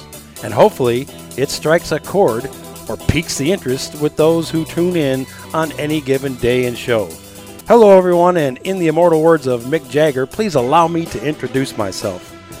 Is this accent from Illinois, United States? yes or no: yes; Waukegan, Illinois, United States; moved away as an adult; also born or lived in East Coast; As I said … I graduated from then Waukegan East High School, the original home of the Bulldogs.